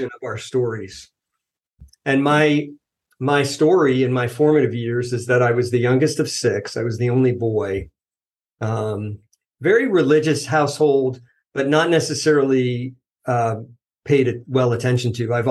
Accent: United States; moved away as an adult; also born or lived in New Jersey / the South; now in Washington, United States; I grew up outside of New York City

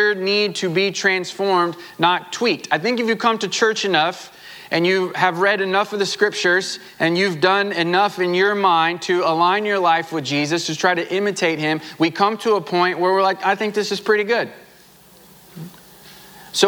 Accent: Southwest Missouri, United States; moved away; I grew up in Southwest Missouri

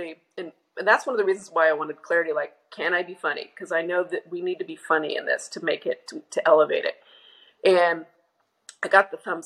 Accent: Oklahoma, United States; I grew up in Oklahoma

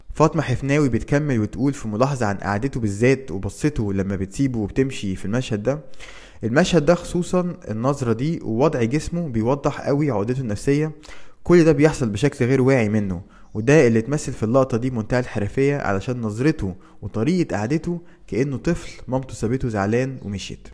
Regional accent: Egypt; وعندنا في مصر

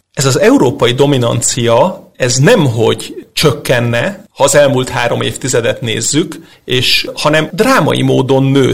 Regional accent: Hungary; mint magyar labdarúgó szurkoló

